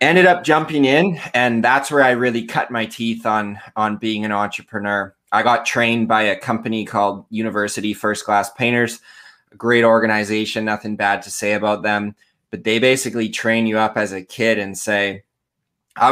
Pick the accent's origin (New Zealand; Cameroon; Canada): Canada; Surrey, British Columbia; I am from Canada. I'm in a small-ish town in British Columbia. Here is one of our provinces. And I've been pretty much born and raised. I live just outside Vancouver in a town called Surrey.